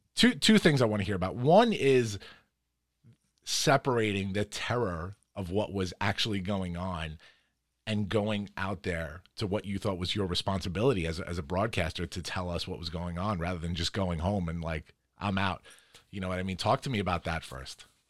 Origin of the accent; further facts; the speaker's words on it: New York City, New York, United States; moved away; also born or lived in Long Island; I'm from Queens originally and then moved out to, to the island